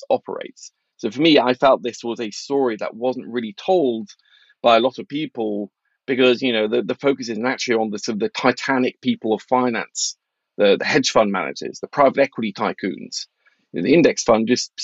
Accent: Norway; moved away; I grew up in Norway in the 80s

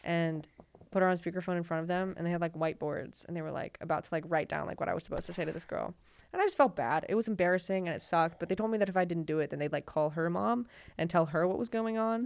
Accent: United States; I was born here

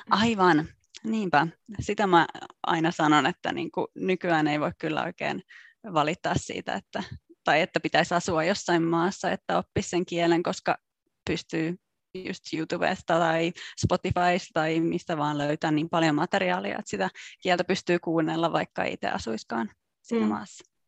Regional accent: Jakobstad, Ostrobothnia, Finland; moved away as an adult; also born or lived in Italy / Paris / Australia; now in Brussels, Belgium; mä oon alun perin kotoisin Pietarsaaresta eli Pohjanmaalta

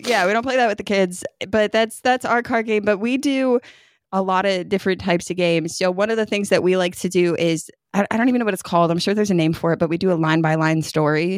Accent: upstate New York, United States; now in Kentucky, United States; kid growing up in New York, you wore your snow pants to school

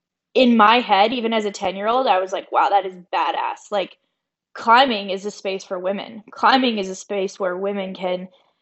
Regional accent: Boulder, Colorado, United States; growing up in Boulder, Colorado

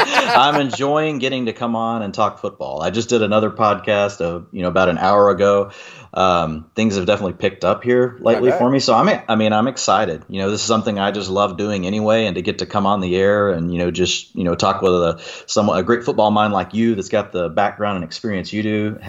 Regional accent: Texas, United States; I'm a Texan. I was raised loving football.

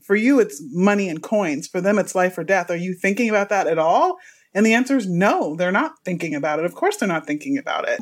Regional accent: Houston, Texas, United States; now in Los Angeles, United States; I'm from Texas, by the way, Houston, Texas

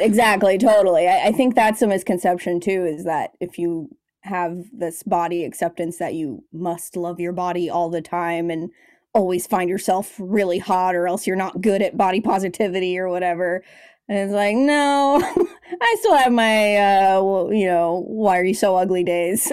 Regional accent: Los Angeles, California, United States; also born or lived in San Francisco Bay Area; I came to L A, which is my hometown

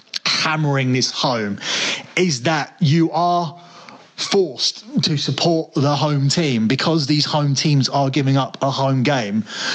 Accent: London, United Kingdom; I'm close enough to say I'm from London.

